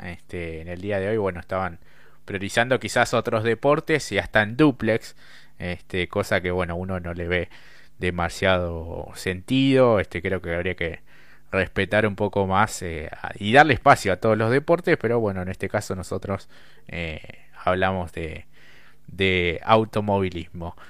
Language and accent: Spanish; Argentina; como, como argentino